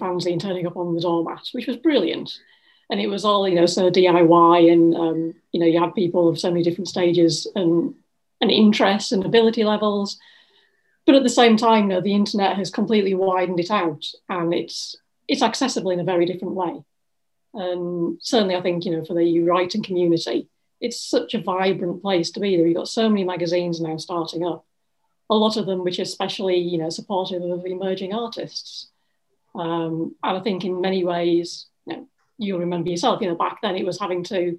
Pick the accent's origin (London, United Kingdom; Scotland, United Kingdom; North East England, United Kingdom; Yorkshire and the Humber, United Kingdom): Yorkshire and the Humber, United Kingdom; Ossett; now in Leeds, United Kingdom; I'm originally from Ossett, which is a small town in West Yorkshire, and I've moved all of, 20 miles to Leeds